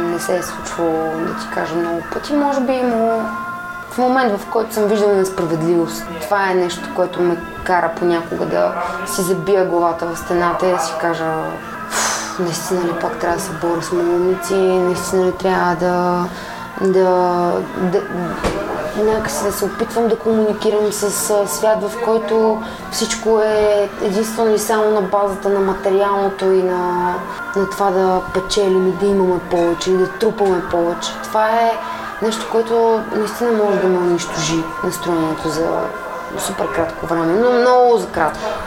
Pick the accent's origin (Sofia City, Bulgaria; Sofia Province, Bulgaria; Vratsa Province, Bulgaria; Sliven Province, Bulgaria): Sliven Province, Bulgaria; Kermen; енергийно просто аз съм свързана с това място от Кърмена съм не защото това е България, съм някакъв патриот